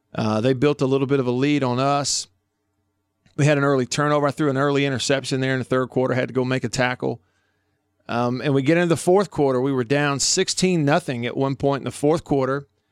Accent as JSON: {"language": "English", "town": "Tupelo", "region": "Mississippi", "country": "United States", "tie": "born or raised there", "moved": "yes", "said": "my hometown of Tupelo"}